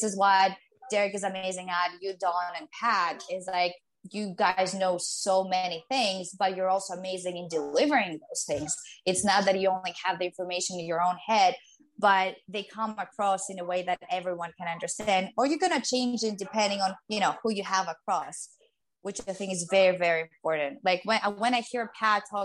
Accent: Greece; first language Greek; English is a second language; moved away as an adult; now in New York, United States; I had to think and translate from Greek to English

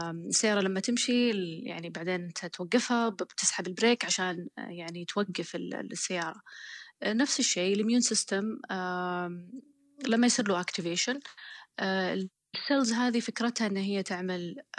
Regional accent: Saudi Arabia; moved away as an adult; now in Oxford, United Kingdom; عندنا في السعوديه

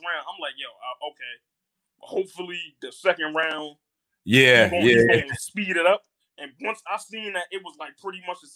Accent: New York City, New York, United States; I'm from Harlem

